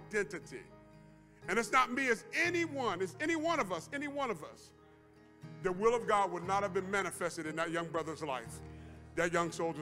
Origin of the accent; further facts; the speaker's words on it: Ohio, United States; moved away; also born or lived in Nuremberg, Germany; I'm from Ohio, all the way over there in Nuremberg, Germany